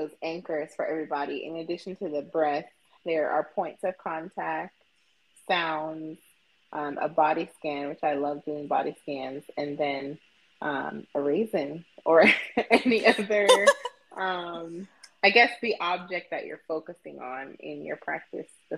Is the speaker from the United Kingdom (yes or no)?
no; Jamaica; I grew up in Jamaica